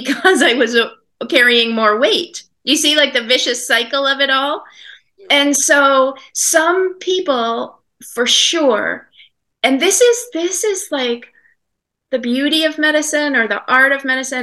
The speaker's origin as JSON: {"language": "English", "region": "Maine", "country": "United States", "tie": "born or raised there", "said": "I live in Maine. I grew up in Maine."}